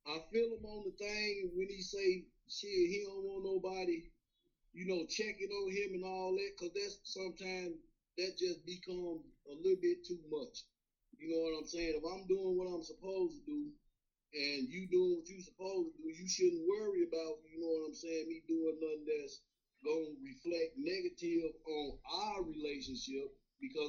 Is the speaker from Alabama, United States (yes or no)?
yes; Alabama, United States; now in New York, United States; I'm from Alabama